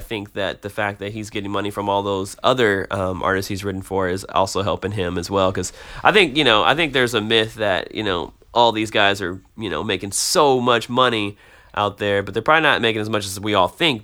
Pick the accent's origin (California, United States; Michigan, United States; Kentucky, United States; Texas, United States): Michigan, United States; Detroit; moved away as an adult; also born or lived in Tulsa, Oklahoma; now in Nashville, United States; I grew up in Detroit. I uh, stayed there till I was about 18.